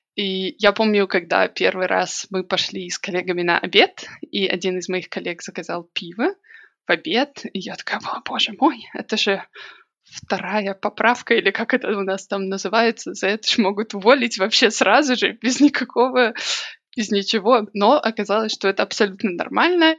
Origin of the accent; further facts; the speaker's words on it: Minsk, Belarus; moved away as an adult; now in Manchester, United Kingdom; я родилась, выросла, училась в Минске